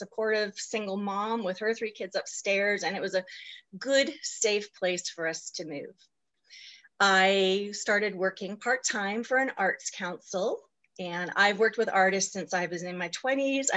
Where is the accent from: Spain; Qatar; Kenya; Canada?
Canada; Vancouver Island, British Columbia; also born or lived in Okanagan Valley, British Columbia; I was born on Vancouver Island, also in British Columbia, in 1968. I am definitely in midlife. I am currently 52. I lived on the island until 1999